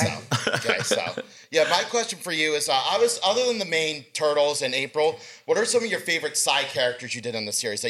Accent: Mount Holly, New Jersey, United States; I'm 35. I'm from Mount Holly, New Jersey.

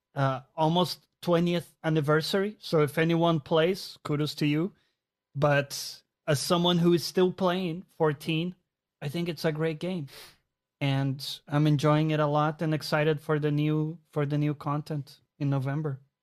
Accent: Brazil; now in London, United Kingdom; I grew up in Brazil

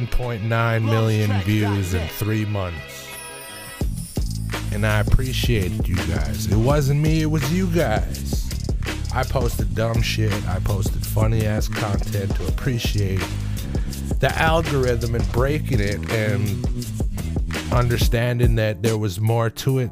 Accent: Greenville, British Columbia, Canada; I come from Greenville, BC, the Nass Valley.

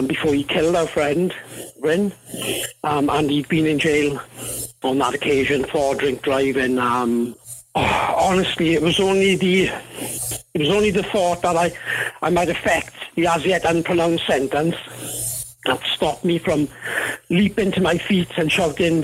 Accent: Wales, United Kingdom; now in New Zealand; my accent isn't a Kiwi accent. I'm originally from Wales in the UK.

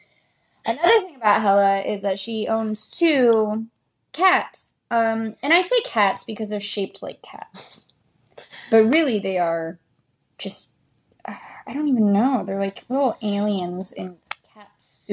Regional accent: United States; As an American

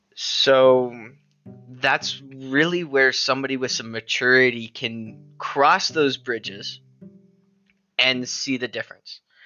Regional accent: United States; us as Americans that we are Americans.

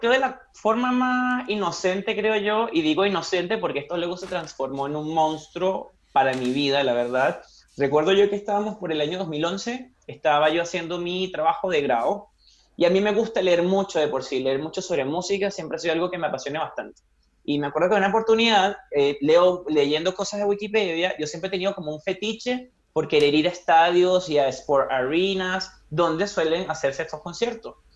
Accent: Caracas, Capital District, Venezuela; moved away as an adult; now in Chile; tengo 30 años, eh, soy venezolano, caraqueño, vivo acá en Chile desde hace cuatro años

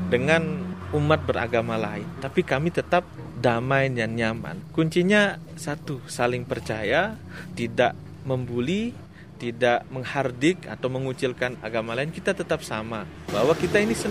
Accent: Pegayaman, Bali, Indonesia; Dari mana kami ngambil minoritas? Kami orang Bali. cara abad kami sudah hampir 4 abad, 1648.

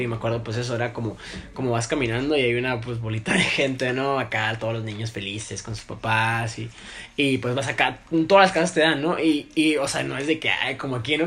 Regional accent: Tijuana, Baja California, Mexico; para nosotros, ¿no? Tijuana, porque pues, somos frontera

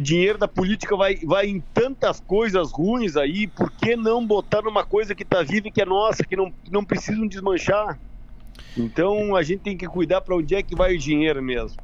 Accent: Uruguaiana, Rio Grande do Sul, Brazil; eu sou de Uruguaiana, sou da fronteira, na verdade, eu moro em Uruguaiana

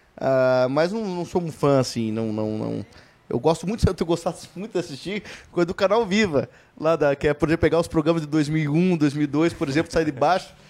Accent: Ponta Grossa, Paraná, Brazil; also born or lived in Vitória, Espírito Santo; acabei nascendo, mas logo, com nove, com, é, em noventa e quatro, vim pra Ponta Grossa

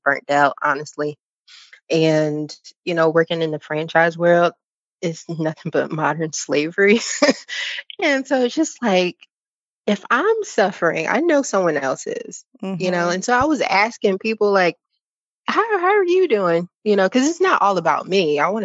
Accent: Philadelphia, Pennsylvania, United States; also born or lived in Texas / Virginia; now in North Carolina, United States; I'm from Philadelphia.

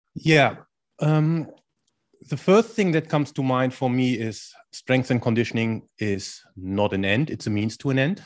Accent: Germany; accent: German; English is a second language; moved away as an adult; also born or lived in India / Spain / China; now in Netherlands; I'm originally from Germany, which is probably easy to hear from my accent

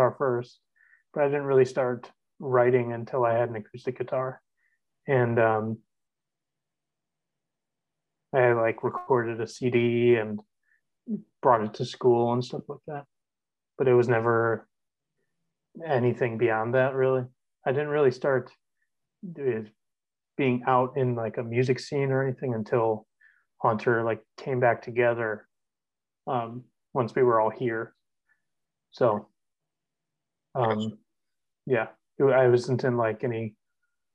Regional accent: Milwaukee, Wisconsin, United States; I'm from here, so I was born in Milwaukee, spent the first few years of my life in Bayview in an apartment, and then my family moved down to South Milwaukee

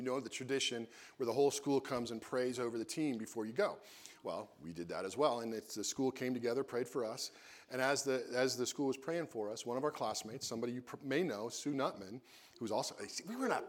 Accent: New York, United States; I'm from New York

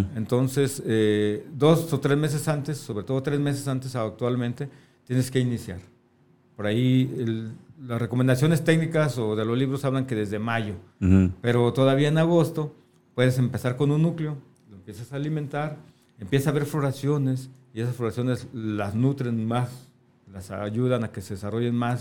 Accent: Tonalá, Jalisco, Mexico; also born or lived in Guadalajara / Sonora; yo nací en Guadalajara. Viví mucho tiempo en Sonora. Ok. Pero ya la mayor parte de mi vida en Tonalá

